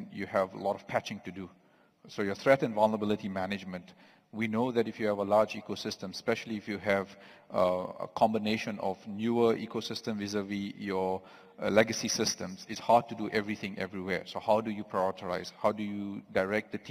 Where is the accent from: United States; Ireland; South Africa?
South Africa; I am from South Africa itself.